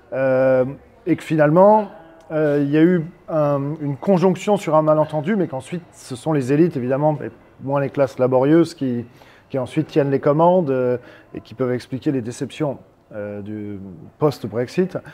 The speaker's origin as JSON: {"language": "French", "country": "France", "said": "nous, en tant que Français"}